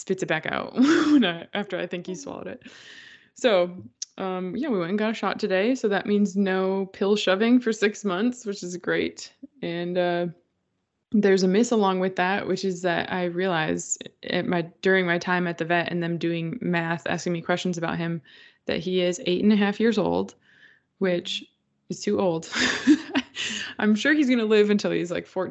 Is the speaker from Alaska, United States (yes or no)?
no; Minnesota, United States; also born or lived in Ghana; now in the South, United States; growing up in Minnesota, I slept with the windows open all the time.